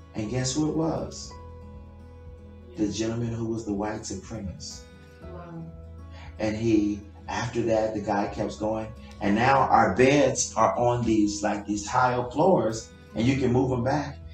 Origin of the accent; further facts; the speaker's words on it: Guatemala; English is a second language; now in United States; I'm from Guatemala